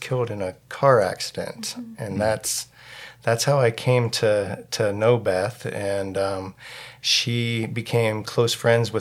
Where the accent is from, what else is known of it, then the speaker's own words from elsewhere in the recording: Williamsport, Pennsylvania, United States; moved away; We're originally from central Pennsylvania, around like the Williamsport area